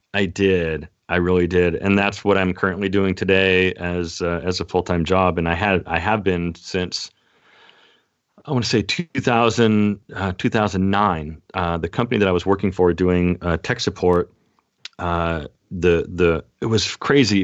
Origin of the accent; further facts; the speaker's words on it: Seattle, Washington, United States; moved away as an adult; now in Temecula, United States; born and raised in Seattle, Washington, and I'm currently in Southern California in Temecula